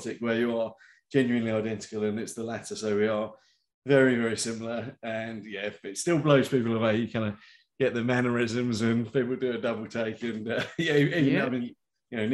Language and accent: English; Faygate, South East England, United Kingdom; now in Kent, United Kingdom; grew up south of England. So this is a little village that nobody's ever heard of. Town called Faygate